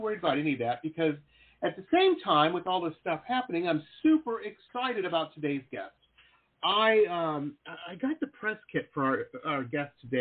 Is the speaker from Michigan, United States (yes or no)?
yes; Detroit, Michigan, United States; now in Florida, United States; I grew up in Detroit, Michigan